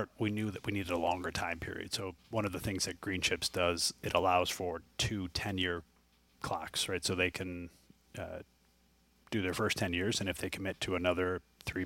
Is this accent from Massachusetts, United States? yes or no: no; Central New York, United States; I'm from Central New York, and to be able to do a project like this where I grew up and in the neighborhood I grew up